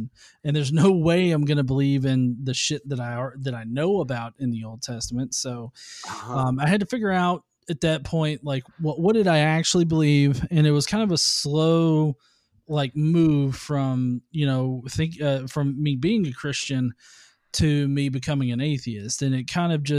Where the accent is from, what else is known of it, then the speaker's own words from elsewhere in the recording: the South, United States; I'm from the South. Okay. Yeah, I've lived here all my life.